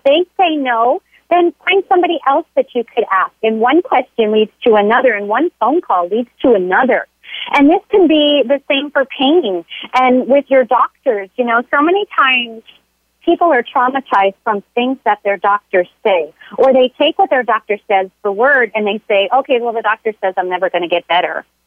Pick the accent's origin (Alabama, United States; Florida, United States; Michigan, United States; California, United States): Florida, United States; now in San Diego, United States; I grew up in, in Florida